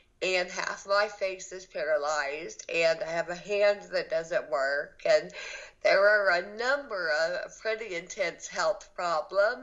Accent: Athens, Georgia, United States; moved away as an adult; also born or lived in Los Angeles, California; now in Alabama, United States; I am from Athens, Georgia, born and raised

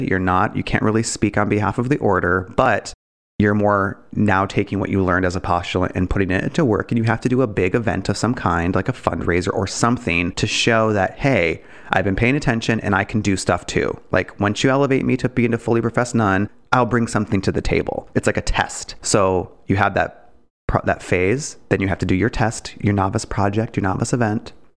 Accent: Detroit, Michigan, United States; I'm from Detroit. I had m, Detroit public school education

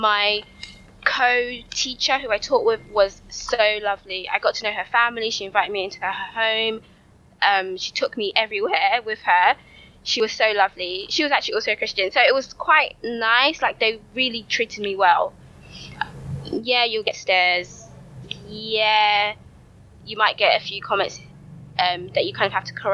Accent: London, United Kingdom; accent: London; I'm technically Nigerian, but I was born and raised in the UK

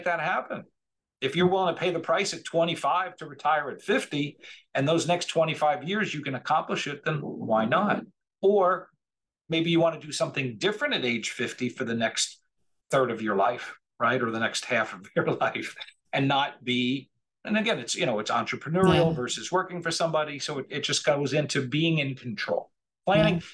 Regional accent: near Rutgers, central New Jersey, United States; moved away as an adult; now in Delray Beach, United States; we were in central New Jersey. We grew up right outside of Rutgers.

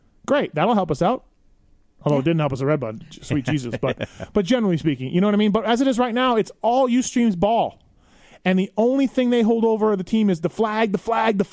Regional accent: Canada; I'm Canadian

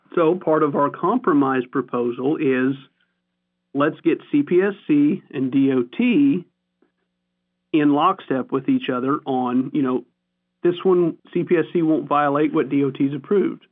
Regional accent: Missouri, United States; I'm from Missouri.

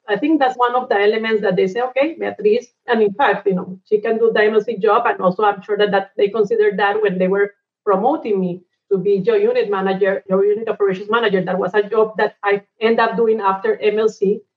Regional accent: Cali, Valle del Cauca, Colombia; moved away as an adult; also born or lived in Bogota / Angola / Abu Dhabi; we were growing up in Cali. That is kind of a medium sized city in Colombia.

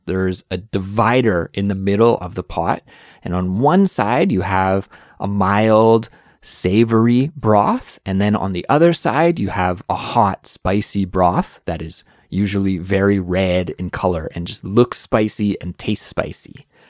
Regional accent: Canada; moved away as an adult; now in Seoul, South Korea; I'm originally from Canada, but now I live in Seoul, South Korea

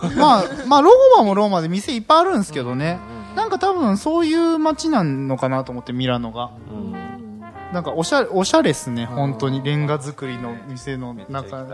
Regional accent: Kyoto, Japan; 俺京都人

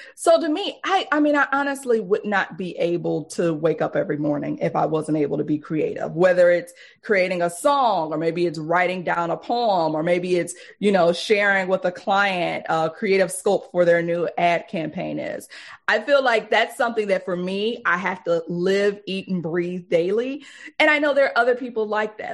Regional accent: Detroit, Michigan, United States; We grew up poor in Detroit.

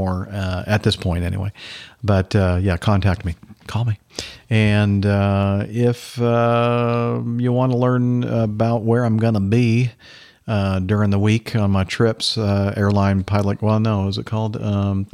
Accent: Southern California, United States; moved away; also born or lived in Southern U.S.; I grew up in Southern California

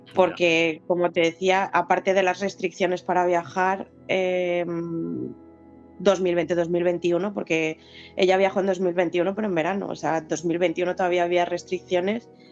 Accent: Spain; moved away as an adult; now in United Kingdom; los dos somos españoles

